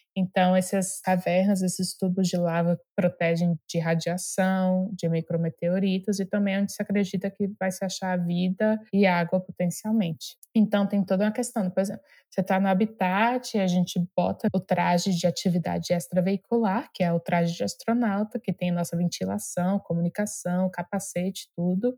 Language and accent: Portuguese; Brasília, Federal District, Brazil; eu sou de Brasília, né, nasci, cresci lá